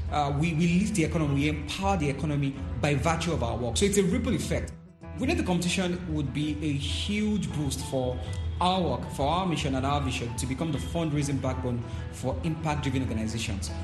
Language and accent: English; Nigeria; I'm from Nigeria